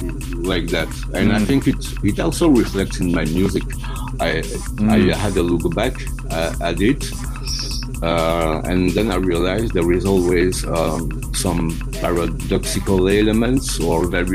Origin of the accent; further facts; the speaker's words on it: Belgium; also born or lived in Russia; I was born in Belgium